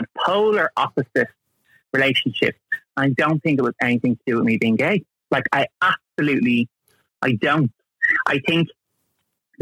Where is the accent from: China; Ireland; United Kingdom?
Ireland; Dublin, Leinster; also born or lived in Tallaght, Dublin / Drumcondra, Dublin; we moved down to my family home, shall we say, for like 18-ish years. That was in Crumlin.